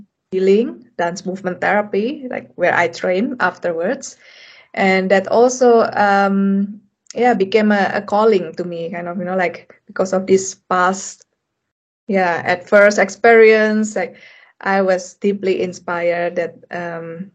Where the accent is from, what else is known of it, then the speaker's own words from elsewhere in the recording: Indonesia; moved away as an adult; also born or lived in Europe; I come from Indonesia